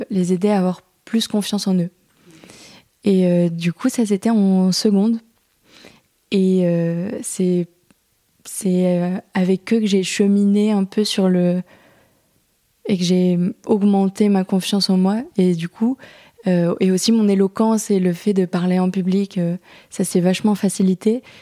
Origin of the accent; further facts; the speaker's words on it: Saint-Martin-Boulogne, Hauts-de-France, France; also born or lived in Picardy; Je suis à Saint-Martin.